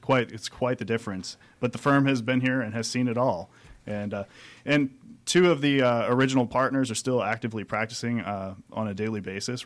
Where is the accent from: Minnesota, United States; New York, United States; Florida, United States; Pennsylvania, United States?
Pennsylvania, United States; moved away as an adult; also born or lived in Michigan; now in Atlanta, United States; I grew up in Pennsylvania